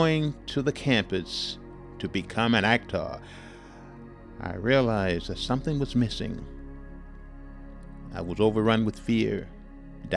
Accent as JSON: {"language": "English", "town": "Houston", "region": "Texas", "country": "United States", "tie": "born or raised there", "said": "my hometown of Houston, Texas"}